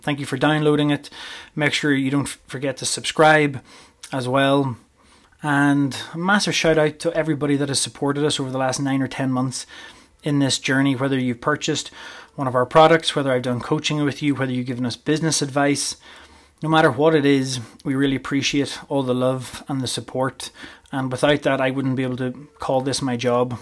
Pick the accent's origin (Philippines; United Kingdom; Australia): United Kingdom; Northern Ireland; moved away as an adult; also born or lived in Portadown / Armagh; now in Canada; I was born and bred in Northern Ireland, and I lived there for the first twenty-three years of my life